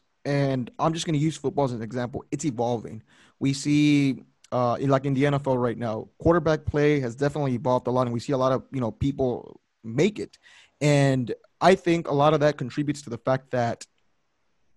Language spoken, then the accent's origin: English; Rio Grande Valley, Texas, United States; I'm from Texas and, you know, I'm from the Rio Grande Valley